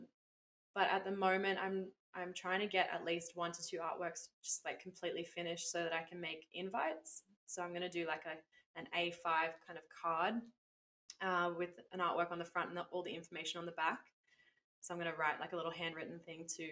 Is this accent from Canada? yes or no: no; Lennox Head, New South Wales, Australia; my hometown here in Lenox